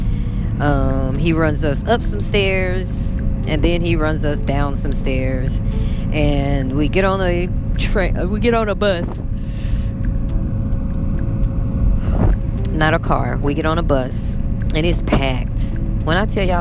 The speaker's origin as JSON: {"language": "English", "country": "United States"}